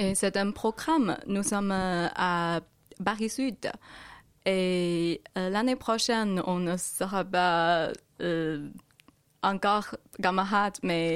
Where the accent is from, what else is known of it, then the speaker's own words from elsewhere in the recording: Changchun, Jilin, China; French is a second language; moved away as an adult; je viens de Chine